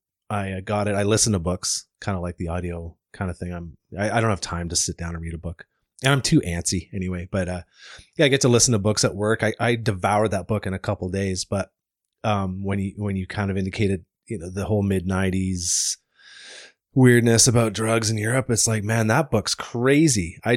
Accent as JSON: {"language": "English", "region": "Ontario", "country": "Canada", "said": "I'm from Ontario."}